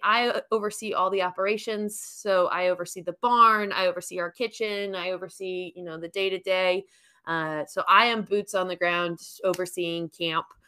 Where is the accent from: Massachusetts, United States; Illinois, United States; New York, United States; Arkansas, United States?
New York, United States; moved away as an adult; now in Alabama, United States; I am born and raised in New York